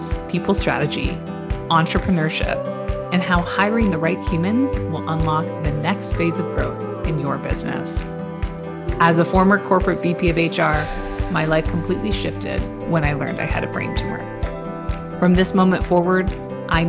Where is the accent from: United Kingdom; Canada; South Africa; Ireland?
Canada; also born or lived in Ontario; I'm Canadian. I live in Ontario on the coast of Lake Huron